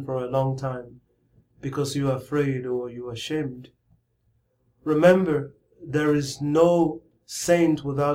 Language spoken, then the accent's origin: English; Nigeria; growing up in Nigeria, in my parish